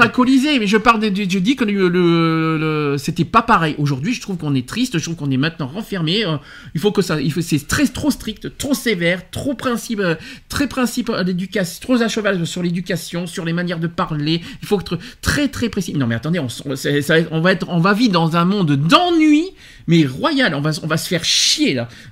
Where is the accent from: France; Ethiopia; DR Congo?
France; chez nous en France